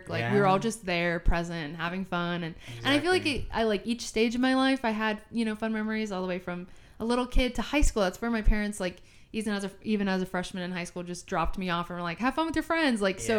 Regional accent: Southern California, United States; moved away as an adult; also born or lived in Arizona; growing up in SoCal

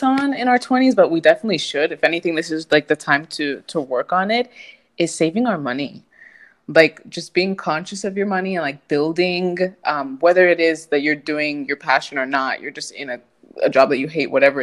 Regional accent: United States; moved away as an adult; now in Spain; being an American

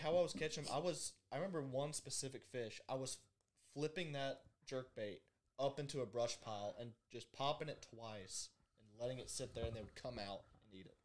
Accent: Birmingham, Alabama, United States; I'm from Birmingham

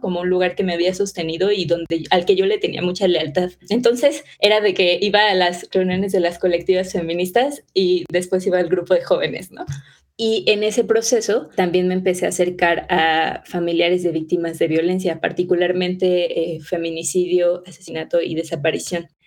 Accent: Mexico City, Mexico; yo vivo en Ciudad de México, nací en Ciudad de México, crecí en Ciudad de México

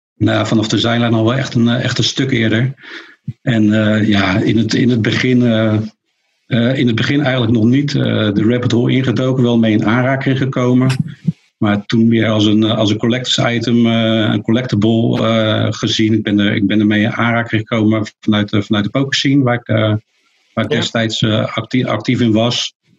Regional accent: near Rotterdam, South Holland, Netherlands; ik kom uit de buurt van Rotterdam.

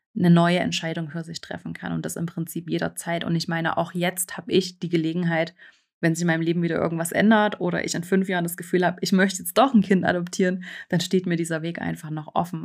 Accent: eastern Germany, Germany; now in Switzerland; ich bin im Osten Deutschlands aufgewachsen und das ist äh, sehr ländlich, also noch sehr auch äh, von der DDR geprägt.

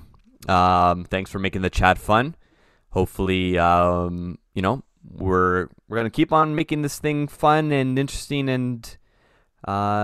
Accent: Canada

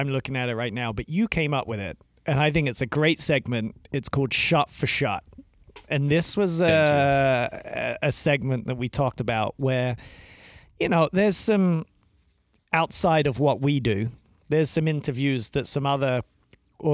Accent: United Kingdom; moved away

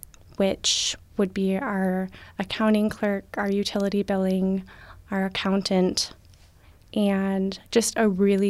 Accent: Ogilvie, Minnesota, United States; So I'm originally from Ogilvie.

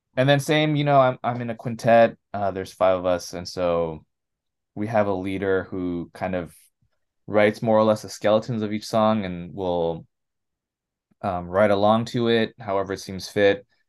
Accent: Los Angeles, California, United States; also born or lived in San Gabriel Valley / Orange County; I grew up in L A. I was born and raised around here. Um, Rosemary specifically

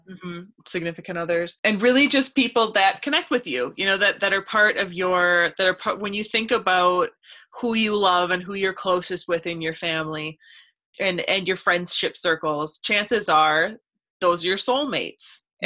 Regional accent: Stanley, Wisconsin, United States; i was from a really really tiny town i was from stanley wisconsin

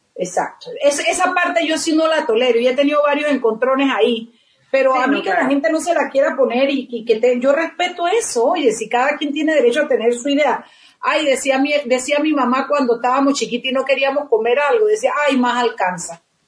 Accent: Chiriquí, Panama; yo soy orgullosamente panameña

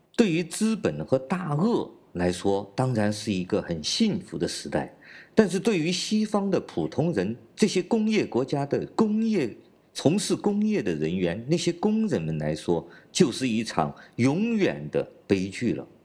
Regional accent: China; 我是来自中国大陆的

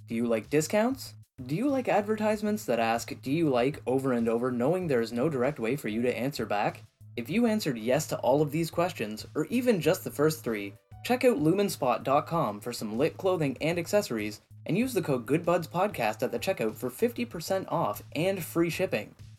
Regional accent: Canada; moved away; my home country

